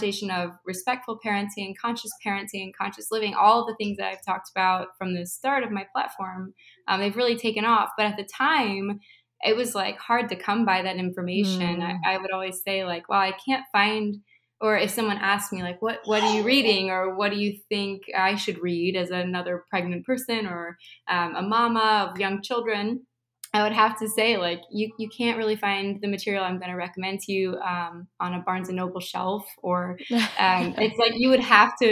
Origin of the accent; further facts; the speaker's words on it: Midwest, United States; moved away as an adult; also born or lived in California; I moved from California to the Midwest where I was raised